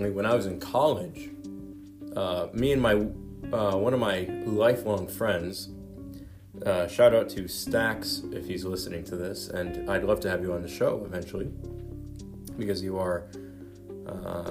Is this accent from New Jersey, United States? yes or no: yes; New Jersey, United States; I am born and bred in New Jersey. I have lived here all my life, up in North Jersey, right outside New York City